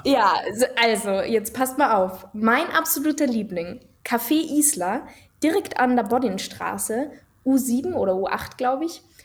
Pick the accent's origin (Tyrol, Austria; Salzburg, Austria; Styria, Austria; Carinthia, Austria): Tyrol, Austria; bei uns in Tirol